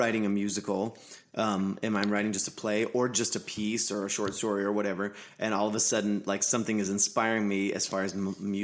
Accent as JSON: {"language": "English", "town": "Anderson", "region": "Indiana", "country": "United States", "also_born_or_lived": "Nashville, United States / Chicago, United States", "moved": "as an adult", "lives_now": "Indianapolis, United States", "said": "I'm from Anderson. Just north"}